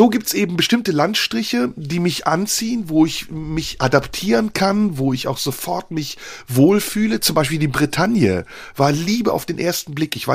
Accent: Turkey; ich darf essen, ich bin ja Türke, weil als

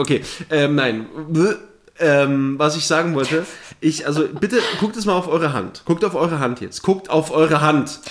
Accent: Thuringia, Germany; moved away; nicht da, wo ich herkomme. In Thüringen ist das eine andere

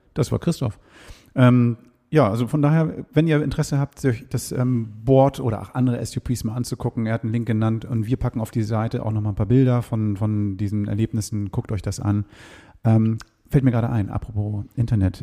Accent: Hamburg, Germany; ich jetzt als Hamburger

